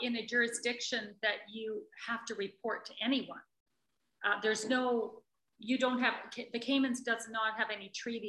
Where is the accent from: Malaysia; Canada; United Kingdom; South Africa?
Canada; As a Canadian, I think